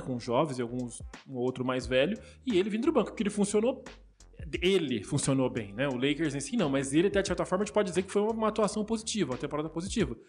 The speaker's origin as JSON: {"language": "Portuguese", "country": "Brazil", "said": "como brasileiro aqui"}